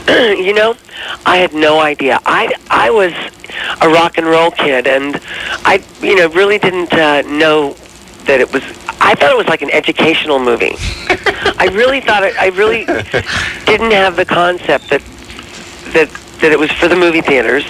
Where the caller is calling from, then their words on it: Wilmington, Delaware, United States; I'm calling from Wilmington, Delaware